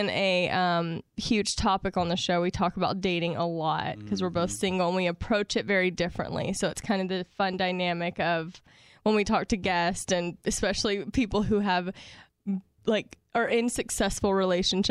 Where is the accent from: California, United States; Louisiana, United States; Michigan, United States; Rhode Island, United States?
Louisiana, United States; Shreveport; moved away as an adult; now in Los Angeles, United States; I'm from North Louisiana in Shreveport